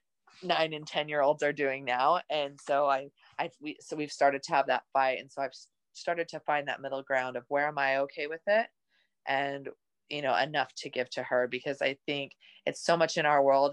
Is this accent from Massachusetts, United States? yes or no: no; Utah, United States; I grew up in Utah